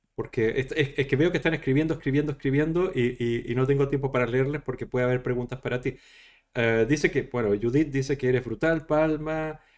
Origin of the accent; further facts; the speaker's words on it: Chile; moved away; soy de Chile originalmente